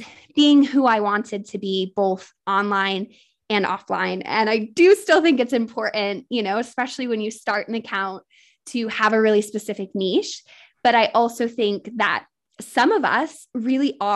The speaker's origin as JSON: {"language": "English", "country": "United States", "moved": "yes", "lives_now": "England", "said": "I am an American living in England"}